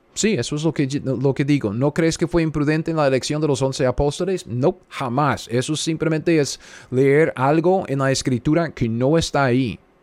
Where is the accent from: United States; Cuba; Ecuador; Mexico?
United States; Spanish is a second language; now in Kansas, United States; yo soy simplemente un gringo cualquiera sentado aquí en, medio de los Estados Unidos, en Kansas